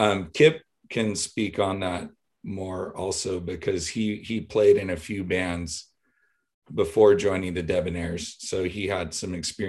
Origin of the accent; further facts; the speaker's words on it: Riverside, California, United States; So we're all from Riverside, California. We all met pretty much in high school.